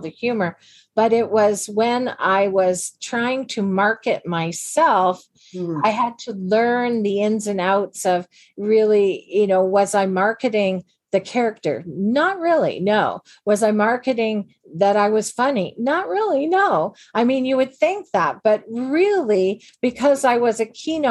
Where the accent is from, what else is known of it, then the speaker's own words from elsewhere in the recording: Canada; we're all Canadian women